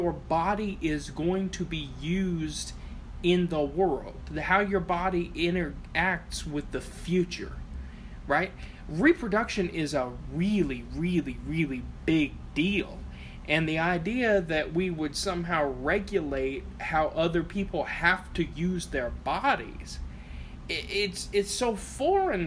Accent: Appalachia, United States; also born or lived in southern Ohio; I'm Appalachian

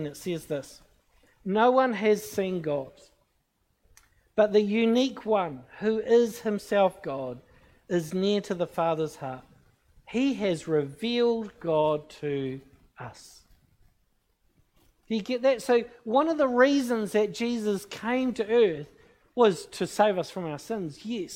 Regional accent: New Zealand; I'm from New Zealand. I'm a Christian

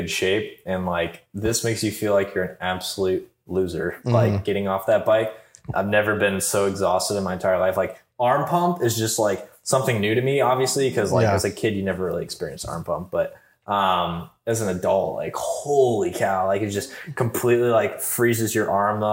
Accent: southwest Michigan, United States; growing up in Michigan, I was in the, you know, bottom southwest corner of Michigan

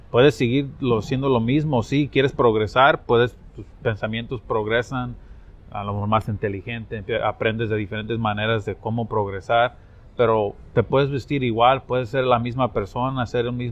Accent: Watsonville, California, United States; yo soy de Watsonville. Ah, somos, somos paisas.

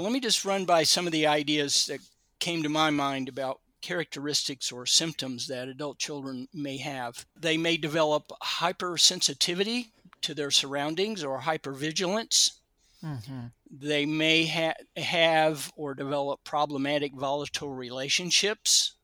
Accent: Kentucky, United States; now in California, United States; I grew up in Kentucky and didn't come to California until about 1972

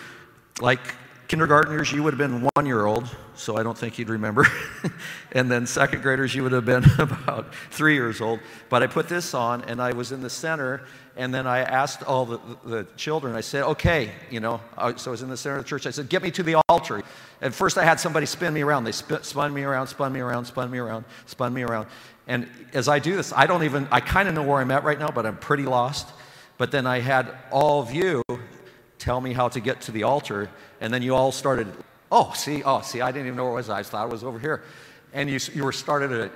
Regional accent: Sublimity, Oregon, United States; I'm from Sublimity, Oregon.

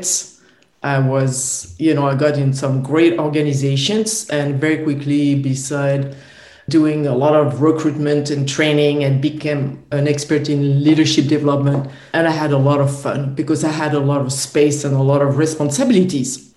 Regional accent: France; I was born in France.

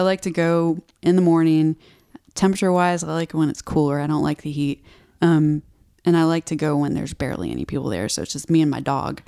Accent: Houston, Texas, United States; moved away as an adult; also born or lived in Austin, Texas; now in Nashville, United States; I grew up in Houston, which is like a concrete jungle

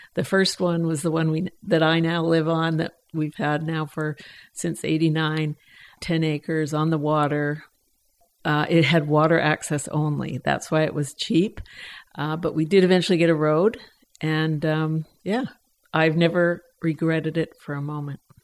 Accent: Edmonton, Alberta, Canada; moved away as an adult; also born or lived in Oakland, California; now in Pender Island, Canada; I was born and raised in Edmonton, so I am Canadian.

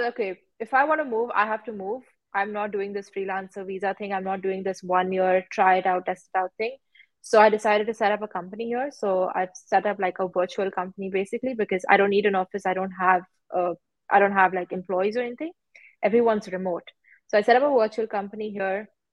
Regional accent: Mumbai, Maharashtra, India; moved away as an adult; now in Dubai, United Arab Emirates; I'm from Mumbai. So I've grown up there, all my schooling and everything was done there

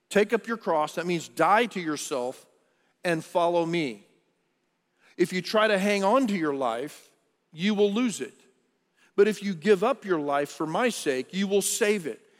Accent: Texas, United States; i was born in Texas. I'm, a, I'm from the South

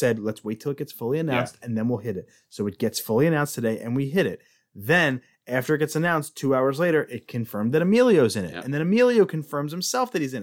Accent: Philadelphia, Pennsylvania, United States; We are both from Philadelphia

